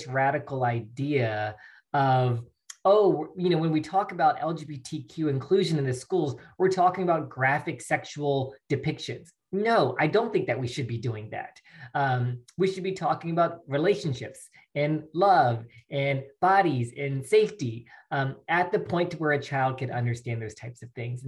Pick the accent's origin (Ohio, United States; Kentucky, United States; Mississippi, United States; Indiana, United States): Mississippi, United States; born or raised there; moved away as an adult; also born or lived in Alabama / California